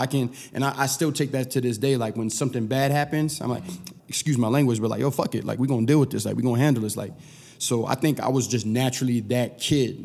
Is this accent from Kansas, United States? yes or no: no; Sacramento, California, United States; moved away as an adult; also born or lived in Aurora, Colorado / Philadelphia; I didn't grow up in the inner city, I grew up in Sacramento